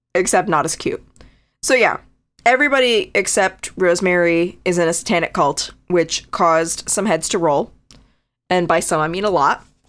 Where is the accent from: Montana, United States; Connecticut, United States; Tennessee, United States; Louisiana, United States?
Connecticut, United States; moved away; that's my home state. I'm not there anymore